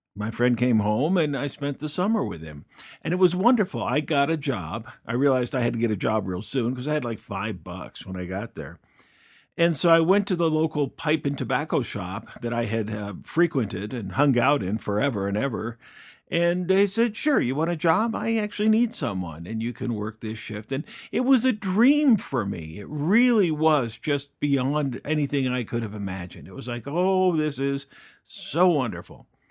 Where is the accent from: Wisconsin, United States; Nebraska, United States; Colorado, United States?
Colorado, United States; Fort Collins; moved away; a little town in northern Colorado called Fort Collins. Fort Collins, Colorado is my hometown.